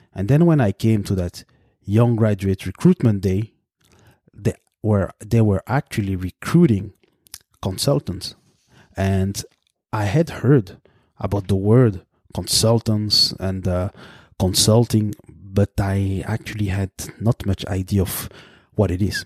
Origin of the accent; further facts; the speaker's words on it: Brussels, Brussels-Capital Region, Belgium; first language French; English is a second language; moved away as an adult; now in Canada; I am born in the capital of Belgium, Brussels. I grew up there